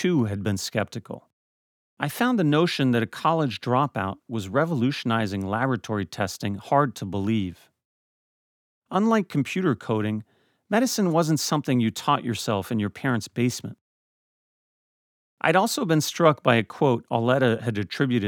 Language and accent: English; Paris, Île-de-France, France; moved away; I am French. I grew up in Paris, raised by a French father